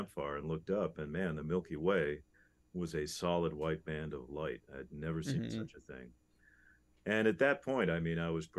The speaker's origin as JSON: {"language": "English", "town": "Phoenix", "region": "Arizona", "country": "United States", "tie": "born or raised there", "also_born_or_lived": "Chicago, Illinois", "said": "I was born in Chicago, but we moved to Phoenix when I was 7 years old"}